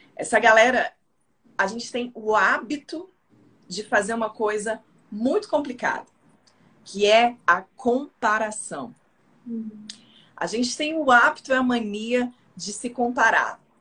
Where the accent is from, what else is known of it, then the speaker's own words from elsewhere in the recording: Brasília, Federal District, Brazil; eu sou de Brasília